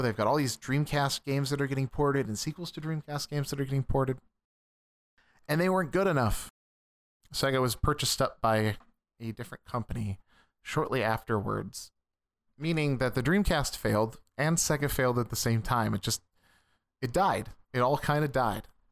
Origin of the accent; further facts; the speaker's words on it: Midwest, United States; growing up in the Midwest